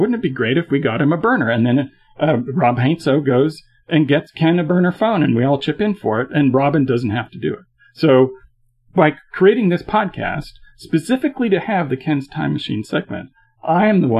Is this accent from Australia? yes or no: no; Canada; as a Canadian